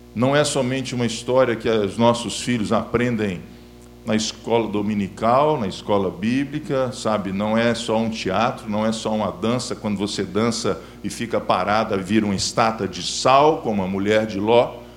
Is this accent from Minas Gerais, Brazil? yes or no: yes; Belo Horizonte, Minas Gerais, Brazil; estou em BH, minha terra natal